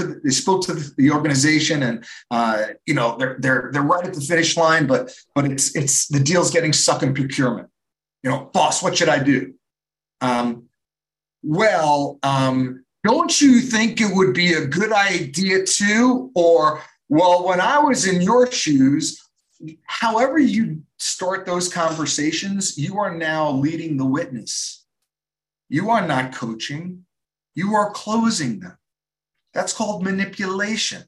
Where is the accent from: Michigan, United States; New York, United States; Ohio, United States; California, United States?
New York, United States; I'm from New York